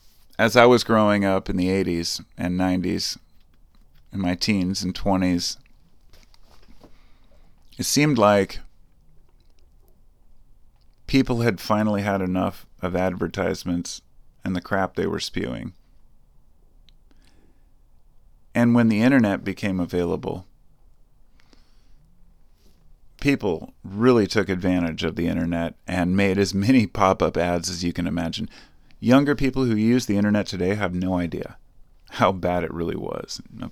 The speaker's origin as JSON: {"language": "English", "country": "United States", "said": "I'm an American, okay? I'm not a nationalist. I'm just an American."}